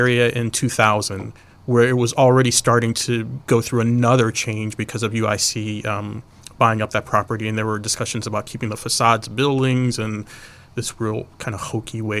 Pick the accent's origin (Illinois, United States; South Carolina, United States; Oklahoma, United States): Illinois, United States; Chicago; I'm from Chicago. I grew up on the far south side of southeast side, South Chicago, of the city.